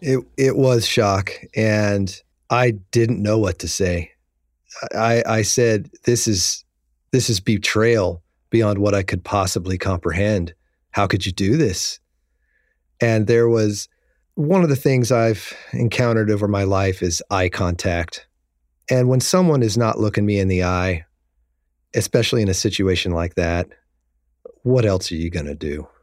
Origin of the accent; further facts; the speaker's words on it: Kansas, United States; moved away as an adult; also born or lived in San Francisco; now in Los Angeles, United States; I grew up in Kansas, and I grew up in the eighties